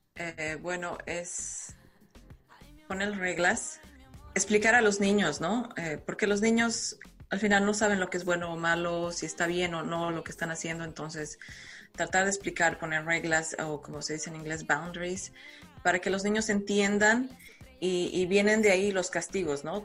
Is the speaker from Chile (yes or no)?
no; La Paz, Bolivia; now in Ireland; yo soy de La Paz, Bolivia, entonces eh, mi, ciudad es un poco más fría